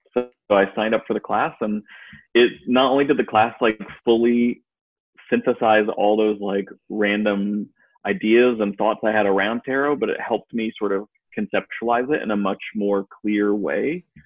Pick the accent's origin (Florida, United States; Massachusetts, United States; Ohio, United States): Massachusetts, United States; Western; now in Durham, United States; Massachusetts and and Western Massachusetts